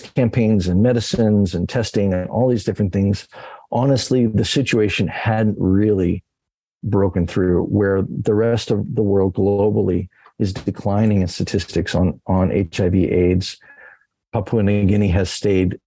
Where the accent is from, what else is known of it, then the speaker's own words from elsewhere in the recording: Texas, United States; my teenage days growing up in Youth the Mission in Texas